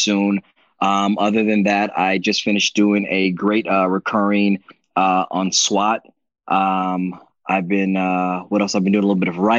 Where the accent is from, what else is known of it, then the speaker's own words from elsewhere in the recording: Belize; I'm from Belize